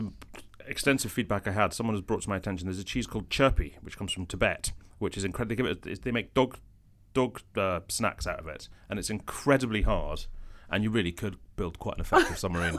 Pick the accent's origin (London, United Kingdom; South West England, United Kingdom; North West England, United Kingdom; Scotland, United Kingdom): Scotland, United Kingdom; Edinburgh; I'm from Edinburgh. No, I'm like, ethnically. Ethnically, I'm from... I'm half from... Well, it's the Rifkin bit that's important. You don't care where the Steinbergs come from. I'm from Lithuania, Vilnius, near, thereabouts.